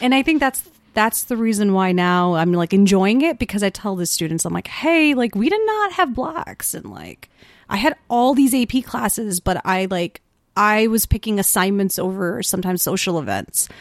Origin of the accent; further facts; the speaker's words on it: Wheeling, Illinois, United States; accent: suburban; I'm from Wheeling, Illinois